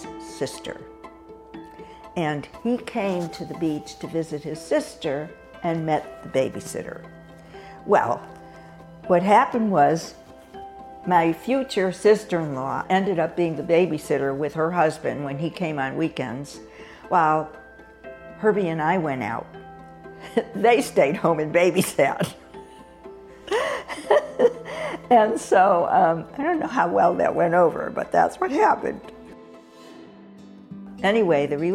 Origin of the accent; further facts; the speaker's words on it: Hartford, Connecticut, United States; moved away as an adult; I grew up in Hartford, Connecticut, where I spent the first 18 years